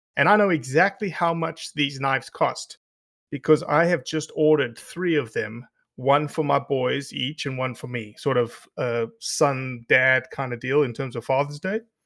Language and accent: English; South Africa; moved away; growing up in South Africa